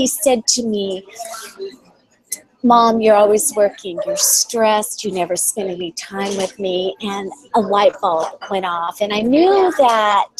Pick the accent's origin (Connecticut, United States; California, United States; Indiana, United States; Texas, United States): California, United States; moved away as an adult; We're from California